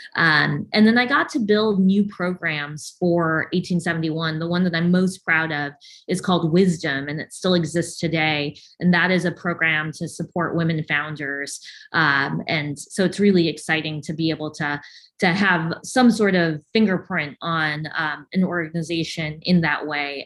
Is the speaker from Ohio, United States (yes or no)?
no; outside Chicago, Illinois, United States; moved away as an adult; now in Tampa, United States; I grew up outside of the city of Chicago, about an hour west of Chicago